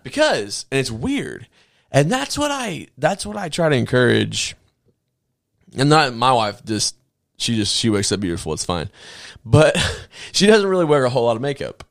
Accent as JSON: {"language": "English", "region": "the South", "country": "United States", "said": "I'm from the South."}